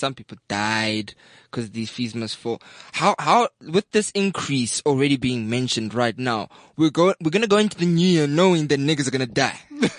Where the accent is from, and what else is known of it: Bloemfontein, Free State, South Africa; born or raised there; also born or lived in Kroonstad